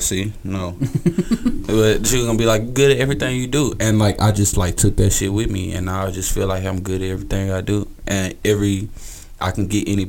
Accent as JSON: {"language": "English", "town": "Houston", "region": "Texas", "country": "United States", "said": "people in Houston don't think I'm from Houston."}